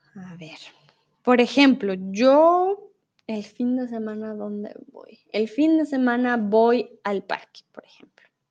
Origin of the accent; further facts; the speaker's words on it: Bogotá, Colombia; moved away as an adult; now in Germany; soy de Bogotá. Colombia, no estoy en Colombia, estoy en México, pero vivo comúnmente en Alemania